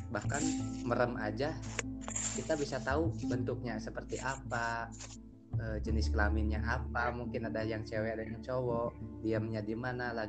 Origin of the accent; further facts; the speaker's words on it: Majalengka, West Java, Indonesia; dari Kota Angin Kota Majalengka saya kuliah di Bandung di pun Unpas tercinta